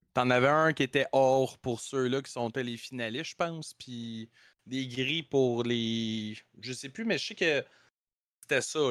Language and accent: French; Quebec, Canada; on est québécois